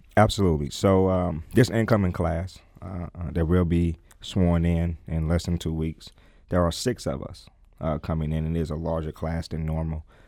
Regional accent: St. Louis, Missouri, United States; I am a product of Saint Louis. I, I lived in Saint Louis all my life. I lived in North City all my life. I grew up in the Vail neighborhood

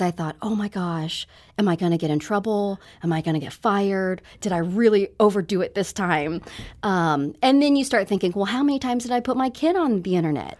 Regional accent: Brookfield, Missouri, United States; also born or lived in South Korea; I grew up in Missouri and I grew up in a white fam-, I'm the only Asian person in my family.

